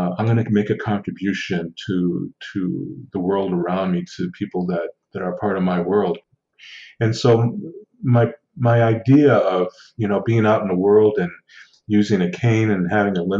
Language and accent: English; Six Nations Reserve, Southern Ontario, Canada; now in Ottawa, Canada; I'm Indigenous from the Six Nations Reserve in Southern Ontario